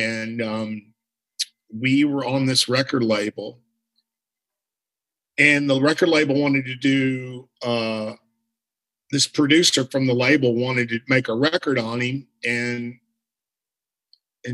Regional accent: Beaumont, Texas, United States; I grew up in Beaumont, Texas

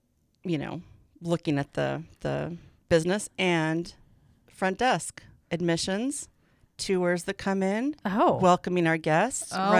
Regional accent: Great Falls, Montana, United States; moved away; I was born here in Great Falls.

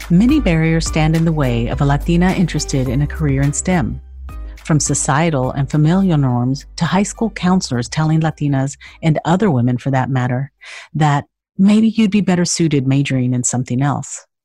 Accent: Chicago, Illinois, United States; English is a second language; So I was born in the United States in Chicago

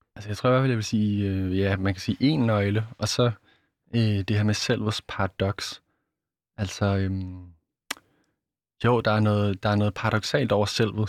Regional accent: Denmark; jeg vesterlænding og dansker

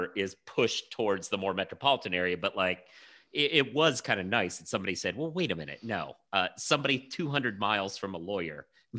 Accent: Oregon, United States; I'm originally from Oregon, so this speaks from a Pacific Northwest thing.

